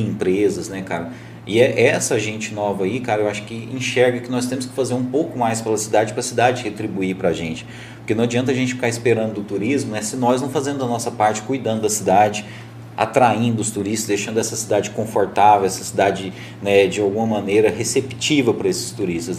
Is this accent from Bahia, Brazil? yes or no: no; Morrinhos, Goiás, Brazil; now in Caldas Novas, Brazil; eu sou de Morrinhos